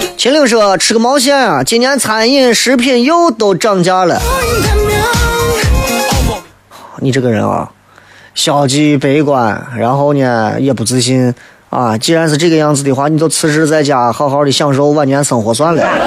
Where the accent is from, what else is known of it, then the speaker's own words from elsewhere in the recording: China; 我们中国人，咱们中国人